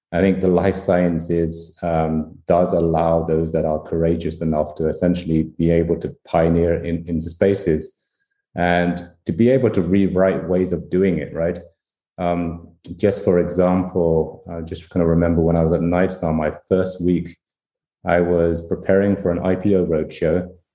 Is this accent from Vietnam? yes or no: yes; Vietnam; born there; I come from sort of Asian parents, right? My parents are sort of Chinese. I was born in Vietnam. And as you mentioned, I was a refugee in the Vietnam War.